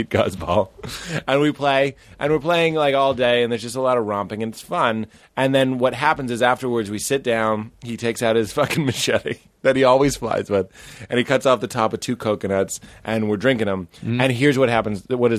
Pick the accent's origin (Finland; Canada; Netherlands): Canada; I'm Canadian.